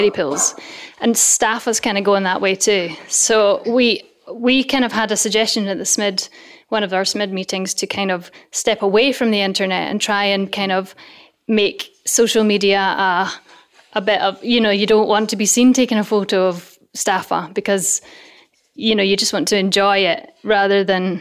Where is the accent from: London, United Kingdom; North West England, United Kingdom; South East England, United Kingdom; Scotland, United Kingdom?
Scotland, United Kingdom; Dunkeld; moved away as an adult; also born or lived in Glasgow; now in Isle of Mull, United Kingdom; I'm from Dunkeld originally